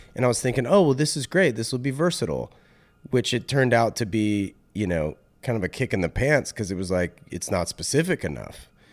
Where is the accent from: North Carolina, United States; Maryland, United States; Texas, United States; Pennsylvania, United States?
North Carolina, United States; moved away as an adult; also born or lived in Raleigh; now in California, United States; I was born and raised in North